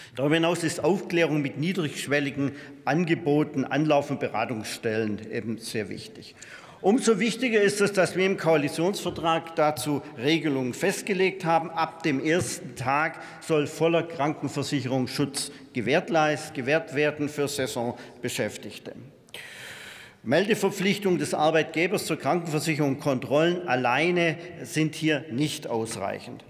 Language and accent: German; Vorderpfalz, Rhineland-Palatinate, Germany; In meiner Heimatregion, die auch als Gemüsegarten Vorderpfalz bezeichnet wird